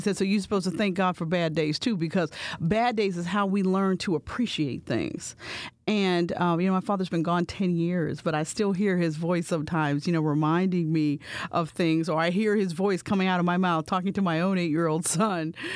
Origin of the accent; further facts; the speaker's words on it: Bridgeville, Pennsylvania, United States; moved away as an adult; also born or lived in Pittsburgh, Pennsylvania; now in Philadelphia, United States; growing up in Bridgeville